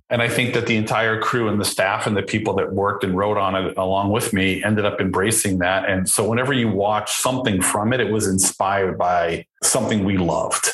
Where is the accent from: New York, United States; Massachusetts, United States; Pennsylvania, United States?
Massachusetts, United States; Boston; I grew up in Boston.